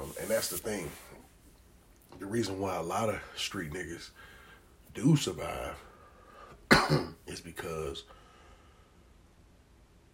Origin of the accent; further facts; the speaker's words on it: Maryland, United States; I'm from Maryland. Our trenches is like apartments and shit like